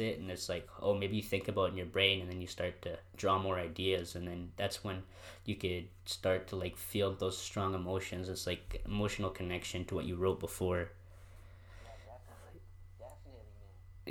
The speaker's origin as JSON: {"language": "English", "town": "Drayton Valley", "region": "Alberta", "country": "Canada", "tie": "born or raised there", "said": "I was born in Drayton"}